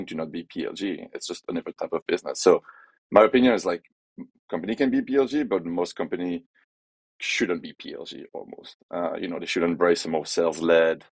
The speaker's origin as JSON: {"language": "English", "country": "France", "also_born_or_lived": "Brussels / Shanghai / Canterbury / Paris", "accent": "French", "second_language": "English", "moved": "as an adult", "lives_now": "San Francisco, United States", "said": "as you can tell by my accent, I'm French"}